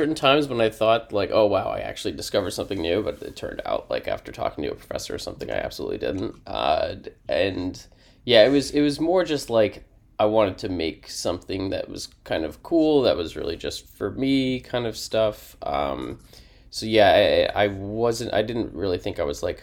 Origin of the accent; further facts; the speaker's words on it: Chapel Hill, North Carolina, United States; I'm from Chapel Hill, North Carolina.